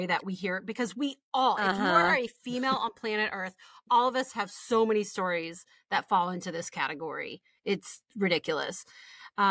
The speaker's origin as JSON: {"language": "English", "town": "Midland", "region": "Texas", "country": "United States", "tie": "born or raised there", "also_born_or_lived": "Houston, Texas", "moved": "as an adult", "lives_now": "Virginia, United States", "said": "We grew up in Midland, Texas until I was 12. For the last 2 years before we picked up and moved across the state to Houston"}